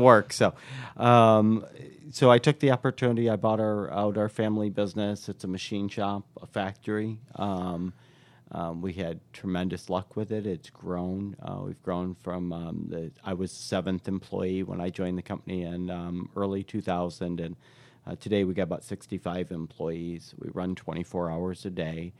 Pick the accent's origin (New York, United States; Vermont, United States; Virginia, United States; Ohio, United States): New York, United States; Irondequoit; moved away as an adult; also born or lived in Fort Lauderdale, Florida; I grew up right on Saint Paul Boulevard and, um, uh, yeah, went to school through Arondicoit schools